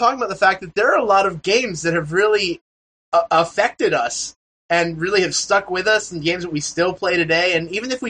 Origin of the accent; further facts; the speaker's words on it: New Jersey, United States; I'm from New Jersey